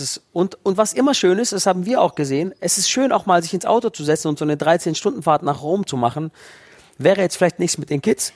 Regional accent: Hechingen, Baden-Württemberg, Germany; da steht die Burg Hohenzollern, da bin ich geboren

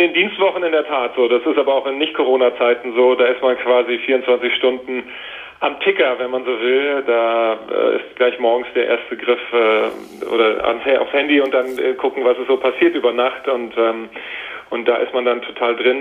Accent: Wiesbaden, Hesse, Germany; also born or lived in Washington, United States; ich trotzdem in Deutschland aufgewachsen bin und hier zur Schule gegangen bin in Wiesbaden

